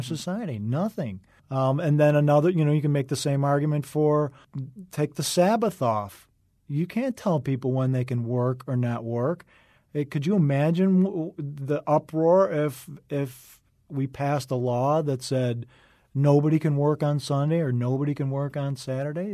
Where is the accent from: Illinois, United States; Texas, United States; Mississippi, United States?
Illinois, United States; Wheaton; also born or lived in Chicago; now in Los Angeles, United States; I was born in Chicago, raised in the western suburb of Wheaton